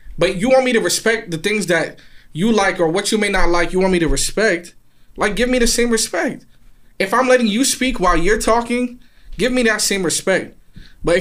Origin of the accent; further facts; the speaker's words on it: New York City, New York, United States; I'm from Queens